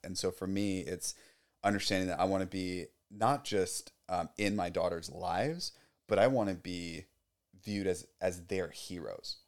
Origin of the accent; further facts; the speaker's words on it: South Orange County, California, United States; I grew up in South Orange County